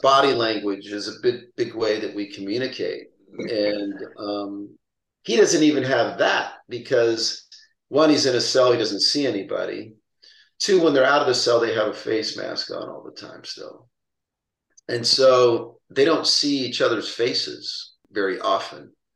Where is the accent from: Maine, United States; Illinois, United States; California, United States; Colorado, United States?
California, United States; San Pedro; where I grew up in San Pedro.